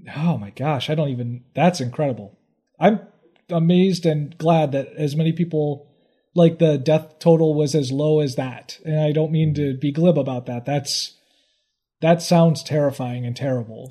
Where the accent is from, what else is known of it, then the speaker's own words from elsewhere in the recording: Midwest, United States; being a Midwesterner